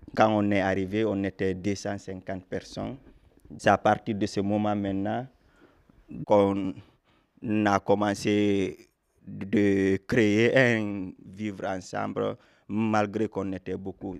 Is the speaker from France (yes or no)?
no; Guinea; moved away; je suis d'origine guinéenne